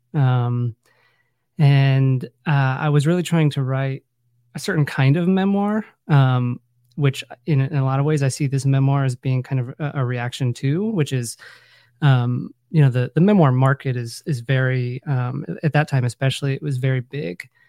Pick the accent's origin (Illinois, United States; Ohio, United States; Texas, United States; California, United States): Ohio, United States; Findlay; I grew up in Northwest Ohio. um, a little town called Findlay, Ohio